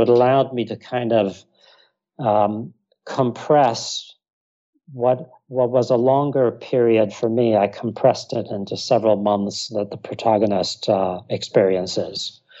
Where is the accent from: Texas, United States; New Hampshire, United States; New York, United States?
Texas, United States; born there; also born or lived in Iraq / North Africa; I was born in Texas. My mother and her family are from Texas. My father's from Iraq.